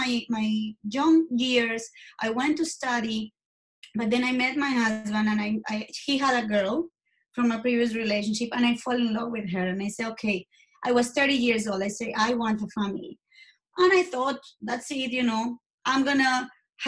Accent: Colombia; English is a second language; moved away; I'm from Colombia.

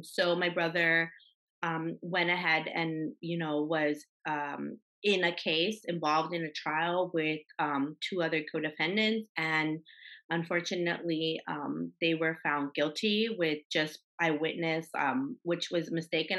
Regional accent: Los Angeles, California, United States; I grew up in Los Angeles

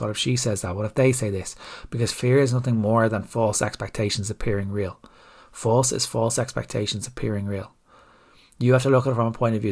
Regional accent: Ireland; as Irish people

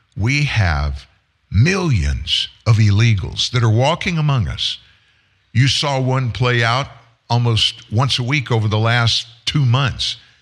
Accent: Lafayette, Louisiana, United States; growing up in South Louisiana in a good sized town, 100,000 people, not a big city, Lafayette, Louisiana

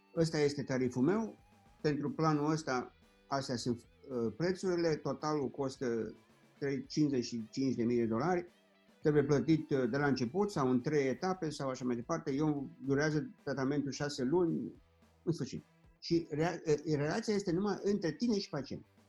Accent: Orăștie, Hunedoara County, Romania; also born or lived in Germany; now in Florida, United States; la orăștie, de unde sunt eu

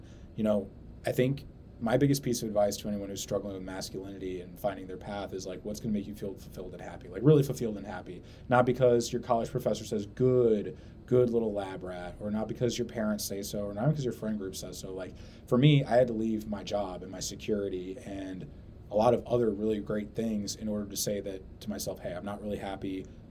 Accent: St. Louis, Missouri, United States; we're from St. Louis

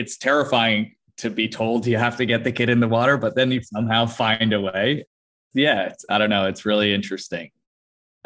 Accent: Tenafly, New Jersey, United States; now in Los Angeles, United States; I grew up in Tenafly, New Jersey, which is about 10 miles from the city

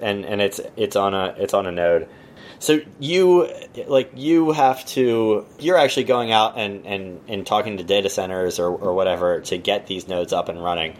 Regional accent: Texas, United States; I'm from Texas

